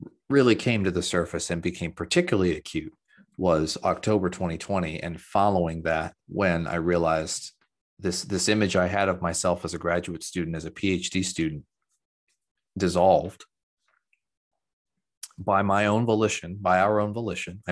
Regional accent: Central Ohio, United States; I'm from Central Ohio and a Buckeye

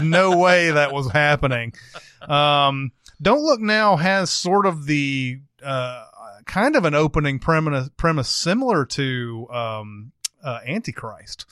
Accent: the South, United States; I'm from the South

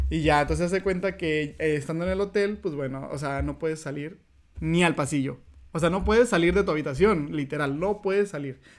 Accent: Mexico; moved away as an adult; now in Canada

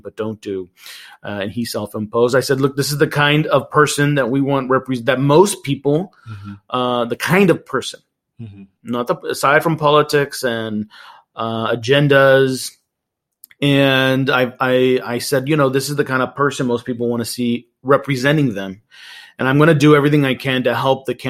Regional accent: Laredo, Texas, United States; now in Houston, United States; born and raised in Laredo in South Texas on the border with Mexico.

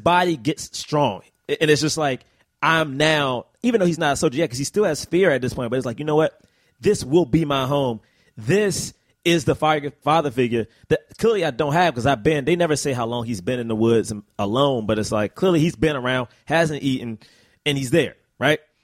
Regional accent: United States; as an American

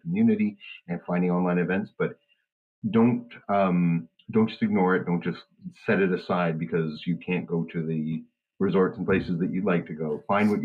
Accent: Canada; I'm a Canadian nudist

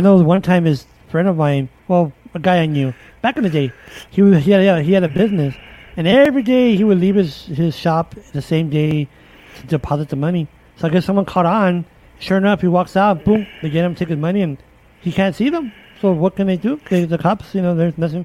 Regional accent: Chicago, Illinois, United States; where I grew up in the East our Austin area, Austin High School

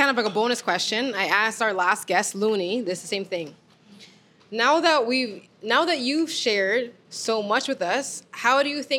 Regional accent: Toronto, Ontario, Canada; How did you know I was from Toronto?

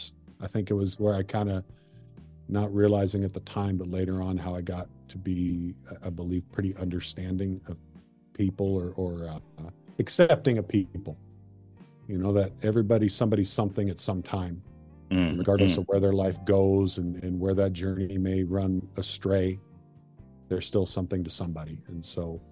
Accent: Marysville, Washington, United States; also born or lived in Everett, Washington / Bothell, Washington; born and raised in Washington

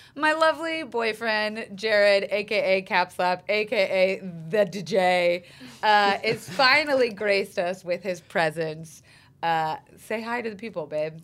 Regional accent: Florida, United States; I'm from Florida, where it's the strip club ca- capital of the uh-huh. world

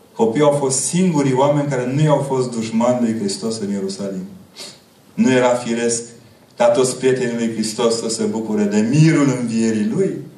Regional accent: Transylvania, Romania; Ca ardelean

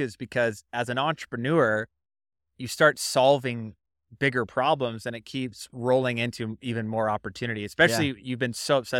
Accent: Idaho, United States; That was literally, I grew up out near Owyhee County. It's called Jump Creek Canyon out there.

